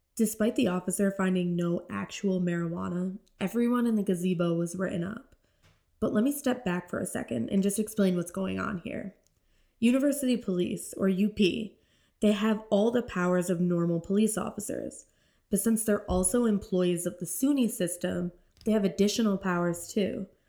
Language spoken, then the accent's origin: English; St. Lawrence County, New York, United States; I grew up in St. Lawrence County